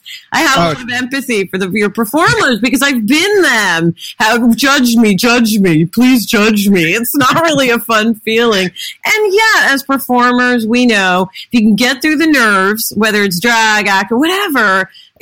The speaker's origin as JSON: {"language": "English", "town": "New York City", "region": "New York", "country": "United States", "tie": "born or raised there", "said": "as a kid growing up in New York City"}